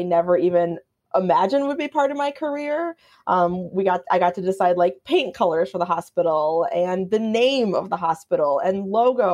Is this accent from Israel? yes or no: no; Minnetonka, Minnesota, United States; moved away as an adult; also born or lived in Madison, Wisconsin / Purdue University, Indiana; now in Chicago, United States; I'm originally from Minnetonka, Minnesota, which is a suburb of Minneapolis